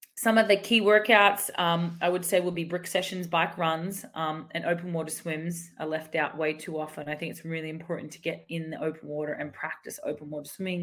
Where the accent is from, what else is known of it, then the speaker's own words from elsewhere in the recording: Australia; even as an Aussie